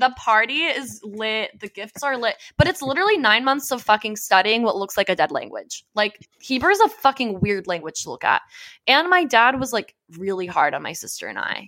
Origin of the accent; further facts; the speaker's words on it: Johns Creek, Georgia, United States; also born or lived in Southern California; I grew up in the Deep South